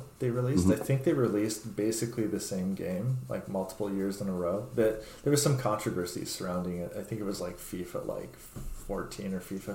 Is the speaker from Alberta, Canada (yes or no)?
yes; Edmonton, Alberta, Canada; moved away; also born or lived in Vancouver; Like most kids growing up in Edmonton, I was a big fan of hockey and the Oilers at the time